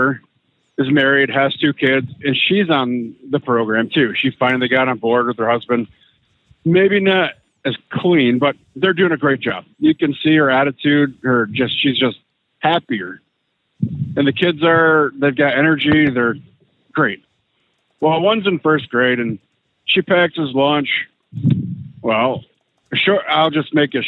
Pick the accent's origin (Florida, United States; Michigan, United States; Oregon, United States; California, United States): Michigan, United States; I'm from Michigan, so Battle Creek is right down the road